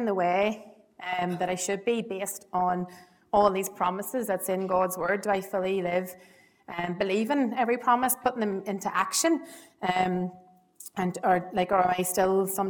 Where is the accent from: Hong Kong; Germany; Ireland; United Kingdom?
Ireland; Ballybay, County Monaghan; I'm from Monaghan originally. So I've known the privilege of knowing Trevor Esther since I was knee-high to a grasshopper. I was brought up in Monaghan near Bally Bay